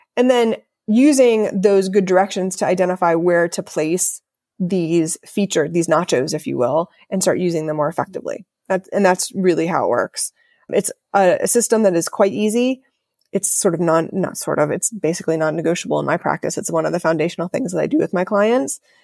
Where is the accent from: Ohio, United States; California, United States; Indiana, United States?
Ohio, United States; I grew up in Ohio